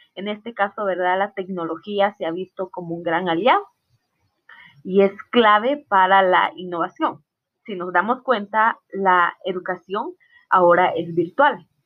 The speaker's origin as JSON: {"language": "Spanish", "region": "Totonicapán", "country": "Guatemala", "moved": "yes", "lives_now": "Salcajá, Guatemala", "said": "yo soy del área de Totonicapán, de una aldea llamada Aldea Vázquez. Actualmente resido en Salcajaque, Saltenango."}